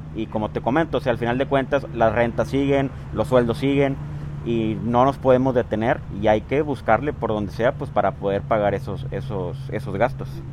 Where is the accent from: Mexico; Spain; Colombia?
Mexico; Matamoros, Tamaulipas; also born or lived in Guadalajara; ¿por qué no empezarla en mi ciudad natal? Porque la idea también era aquí en, Matamoros